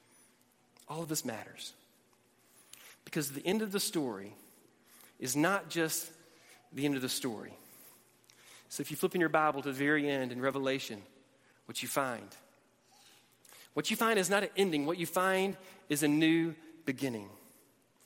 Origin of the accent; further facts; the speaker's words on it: Alabama, United States; also born or lived in Georgia / Atlanta, Georgia / Tennessee; now in Texas, United States; Born in Georgia, raised in Alabama, lived in Atlanta, lived in Tennessee